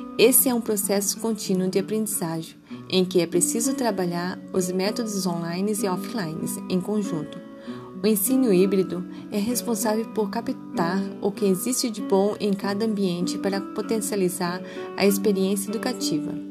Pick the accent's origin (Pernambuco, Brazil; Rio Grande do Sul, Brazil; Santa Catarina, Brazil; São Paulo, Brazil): Santa Catarina, Brazil; Itajaí; sou de Itajaí, Santa Catarina